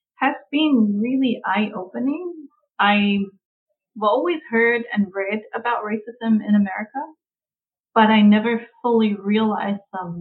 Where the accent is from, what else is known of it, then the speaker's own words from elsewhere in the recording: Samoa; moved away as an adult; now in United States; I was born and brought up in Samoa, primarily, so it's majority indigenous